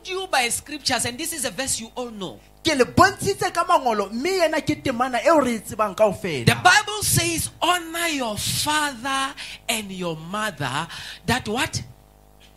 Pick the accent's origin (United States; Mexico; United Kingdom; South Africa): South Africa; Majority of us in this place are South African citizens